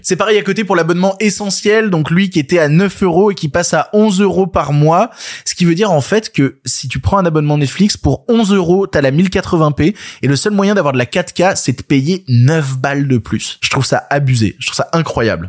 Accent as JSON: {"language": "French", "town": "Lyon", "region": "Auvergne-Rhône-Alpes", "country": "France", "tie": "born or raised there", "said": "je suis lyonnais, c'est-à-dire quand j'étais gamin, j'allais voir le théâtre de Guignol, donc j'ai grandi avec ces, figures de la marionnette"}